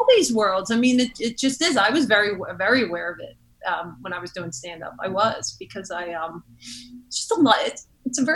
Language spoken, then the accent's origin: English; Philadelphia, Pennsylvania, United States; I grew up in South Philly, which is Rocky Balboa territory